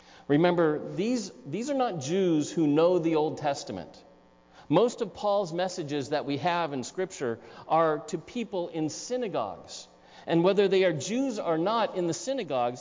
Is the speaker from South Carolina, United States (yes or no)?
no; Newport Beach, California, United States; moved away; also born or lived in Aspen, Colorado; I was raised in Southern California, in Newport Beach, for the most part, a couple years in high school in Aspen, Colorado.